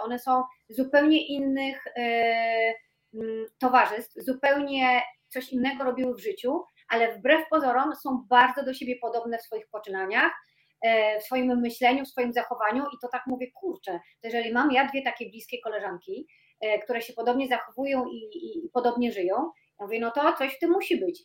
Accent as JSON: {"language": "Polish", "area": "Tricity", "region": "Pomeranian Voivodeship", "country": "Poland", "moved": "yes", "lives_now": "Warsaw, Poland", "said": "pochodzę z Trójmiasta e, i ponad 20 lat mieszkam w Warszawie"}